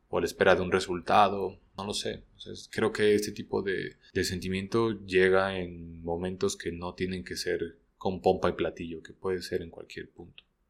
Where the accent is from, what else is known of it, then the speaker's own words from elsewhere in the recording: Mexico; soy mexicano